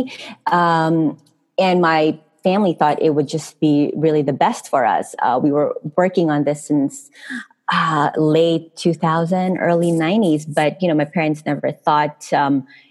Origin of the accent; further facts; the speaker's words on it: Philippines; moved away as an adult; I'm from Philippines